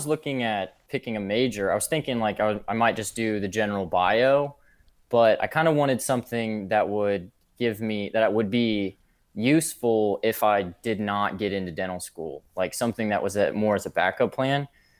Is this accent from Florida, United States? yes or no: yes; St. Petersburg, Florida, United States; also born or lived in Cincinnati; I'm not from Kentucky, though. I'm originally from St. Pete, Florida. Not born and raised, though. No one's from Florida originally. I'm from Cincinnati before that.